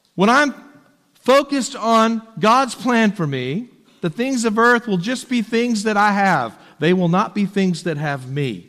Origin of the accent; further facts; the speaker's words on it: Texas, United States; moved away as an adult; also born or lived in Tennessee; as a Texan